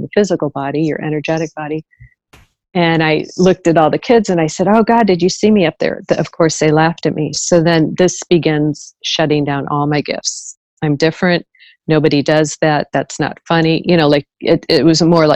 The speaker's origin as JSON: {"language": "English", "town": "St. Louis", "region": "Missouri", "country": "United States", "tie": "born or raised there", "said": "I was born and raised in the Midwest, St. Louis, Missouri."}